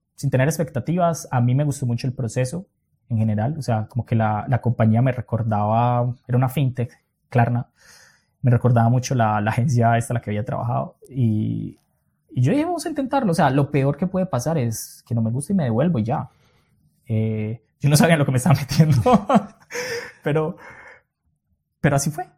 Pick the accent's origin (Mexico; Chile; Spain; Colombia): Colombia; moved away as an adult; also born or lived in Europe; la primera vez que yo salí de Colombia, que fue a Argentina